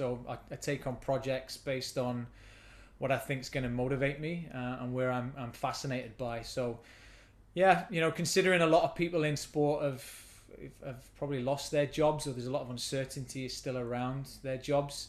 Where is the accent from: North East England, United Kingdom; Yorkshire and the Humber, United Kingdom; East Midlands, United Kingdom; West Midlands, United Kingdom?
East Midlands, United Kingdom; Nottingham; moved away as an adult; now in Halifax, Canada; So I grew up in Nottingham in England. I spent a lot of my early childhood there in the urban area of Nottingham